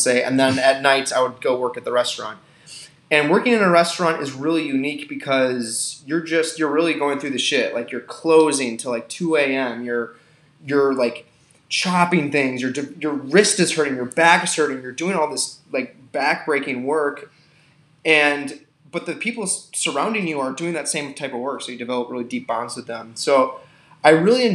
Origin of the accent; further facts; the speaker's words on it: Milwaukee, Wisconsin, United States; now in Minnesota, United States; I'm from Milwaukee, Wisconsin. I grew up in a suburb outside of that area